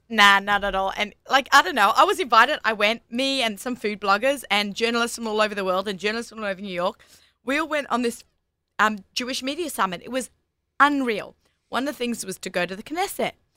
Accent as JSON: {"language": "English", "country": "Australia", "accent": "Australian", "moved": "as an adult", "lives_now": "United States", "said": "I'm Australian"}